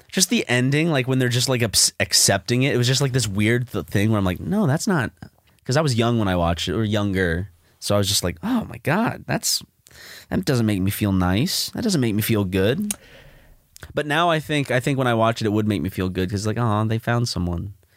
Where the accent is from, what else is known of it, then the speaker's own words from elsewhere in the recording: Columbia, South Carolina, United States; now in Los Angeles, United States; Columbia, my home t, like, my hometown where I was, where I was born